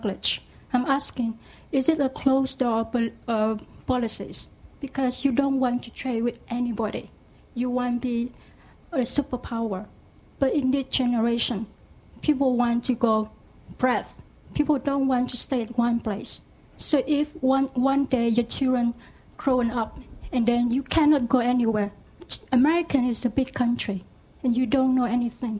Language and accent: English; Ho Chi Minh City, Vietnam; English is a second language; moved away as an adult; now in United States; I'm originally from Vietnam. I grew up in Ho Chi Minh City